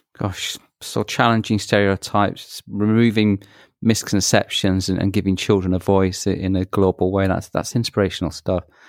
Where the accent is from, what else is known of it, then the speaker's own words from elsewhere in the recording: Manchester, North West England, United Kingdom; moved away; that's my hometown and, and, you know, grew up in Manchester